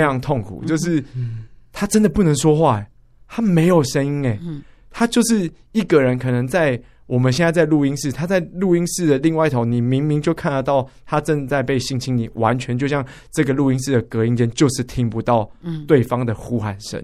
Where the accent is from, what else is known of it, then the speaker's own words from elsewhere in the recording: Taipei, Taiwan; 我们台北人，北部人